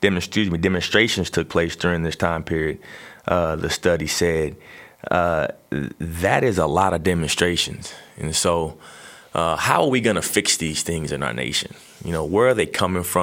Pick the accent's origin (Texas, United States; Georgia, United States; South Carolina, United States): Texas, United States; growing up in Texas as a young kid